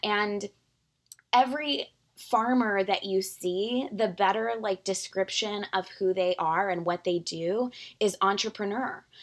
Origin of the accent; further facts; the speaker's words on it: San Antonio, Texas, United States; moved away as an adult; also born or lived in Georgetown, Texas / Dallas, Texas / New York City; now in Beeville, United States; I grew up in San Antonio, went to school there, had, you know, my parents lived there